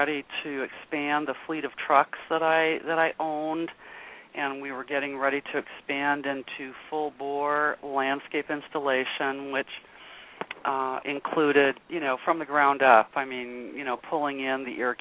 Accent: Los Angeles, California, United States; moved away as an adult; also born or lived in Minneapolis; now in Sacramento, United States; I'm originally from Los Angeles, but I had left there very young. I was about 18

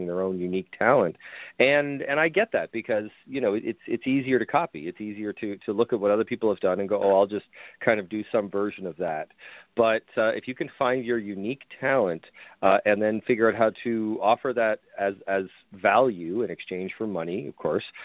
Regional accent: Canada; now in Buffalo, United States; I'm originally Canadian

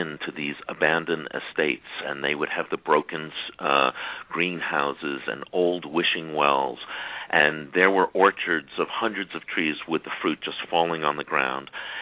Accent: Great Neck, New York, United States; I grew up in Great Neck

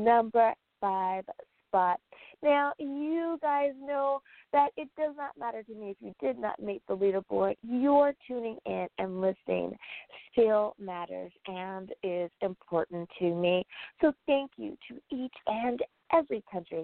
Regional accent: United States; my home country, the United States

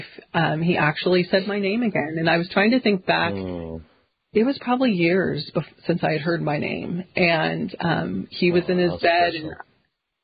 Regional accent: Kansas City, United States; moved away as an adult; I am from Kansas City, a suburb of Kansas City, so I'm a city girl

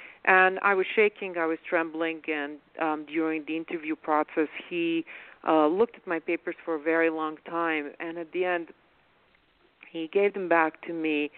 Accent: Bosnia & Herzegovina; also born or lived in Yugoslavia; now in United States; I never expected to see the same kind of fear in her eyes that I had when I didn't know what was going to happen to me as a Muslim kid in former Yugoslavia and Bosnia then.

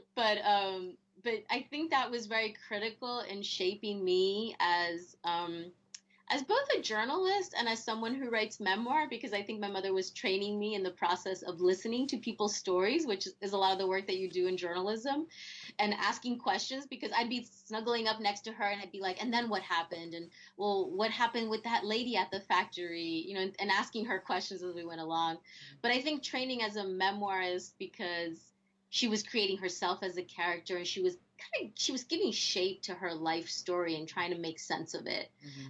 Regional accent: New Jersey, United States; first language Spanish; I grew up in New Jersey

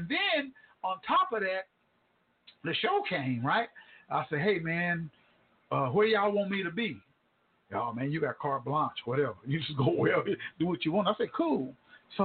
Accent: Tulsa, Oklahoma, United States; my hometown, Tulsa, Oklahoma.

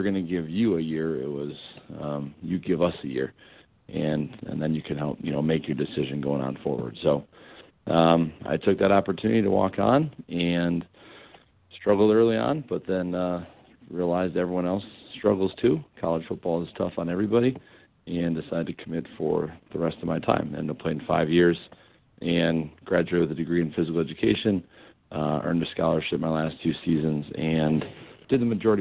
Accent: Madison, Wisconsin, United States; I'm from Madison, graduated from Madison Memorial High School in 2001

